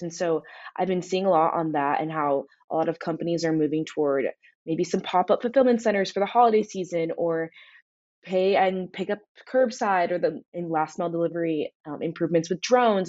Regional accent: Newport Beach, California, United States; moved away; I'm from Newport Beach, California

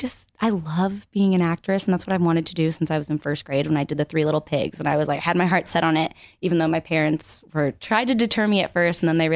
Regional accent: Connecticut, United States; moved away as an adult; now in Los Angeles, United States; I grew up in Connecticut.

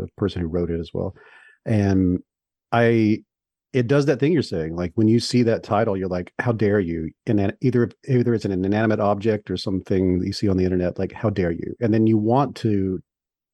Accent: the South, United States; I'm from the South

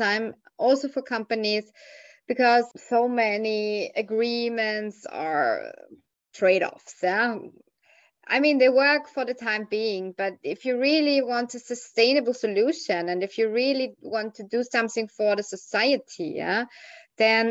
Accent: Vienna, Austria; I'm calling from Austria, Vienna, the capital of Austria, and I'm Viennese

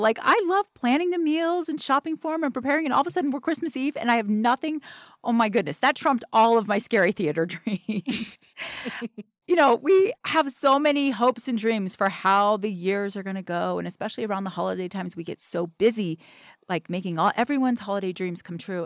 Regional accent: the South, United States; I'm from the South

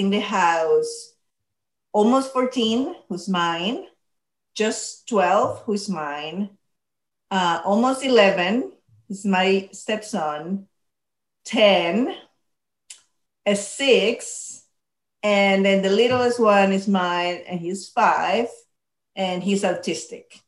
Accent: Panama; moved away; I grew up in Panama

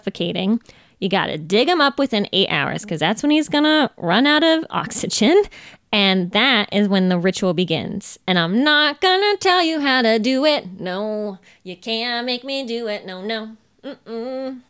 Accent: Sacramento, California, United States; born there; also born or lived in Carmel, Indiana; I was born in Sacramento, California. I lived a great deal of time in Carmel, Indiana.

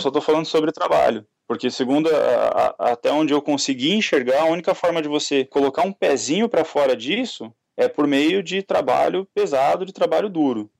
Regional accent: São Paulo, Brazil; eu sou nascido e criado na Zona Oeste de São Paulo

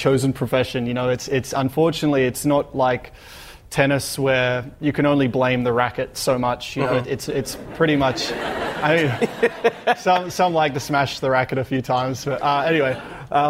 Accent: Australia; growing up in Australia, you know, growing up with sunshine and, you know, live close to the beach

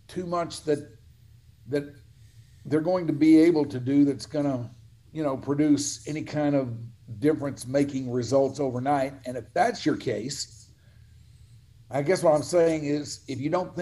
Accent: Dallas, Texas, United States; born or raised there

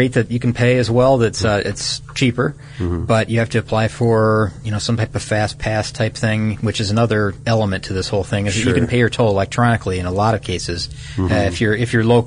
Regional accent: Midwest, United States; I'm a Midwesterner

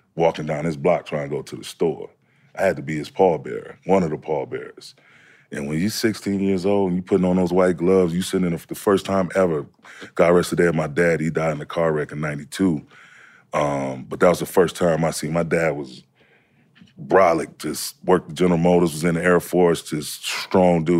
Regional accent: Saginaw, Michigan, United States; moved away; also born or lived in Lubbock, Texas; East Side, Saginaw, between Remington and Holland

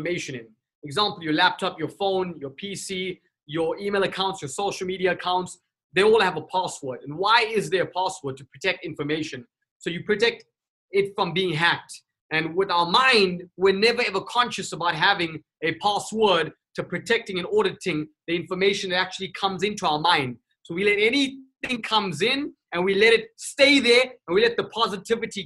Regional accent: Durban, KwaZulu-Natal, South Africa; moved away; also born or lived in Johannesburg, South Africa / Cape Town, South Africa; I was born and raised in South Africa. Durban, South Africa

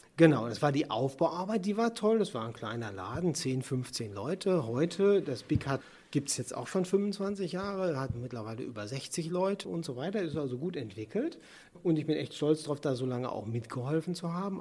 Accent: Sauerland, North Rhine-Westphalia, Germany; also born or lived in Bonn / Ruhr area; now in near Bonn, Germany; ich ja eigentlich gebürtiger Sauerländer bin

